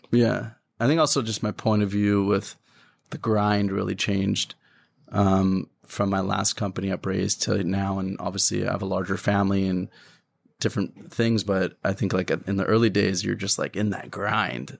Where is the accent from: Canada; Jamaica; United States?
Canada; I grew up in Canada